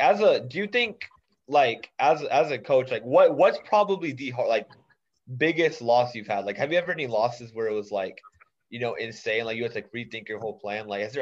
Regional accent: Dallas, Texas, United States; I'm from Dallas also.

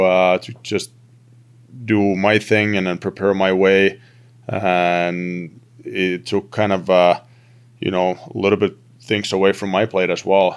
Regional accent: Turku, Southwest Finland, Finland; moved away as an adult; I played for my hometown team in, in, in Finland, in T P S

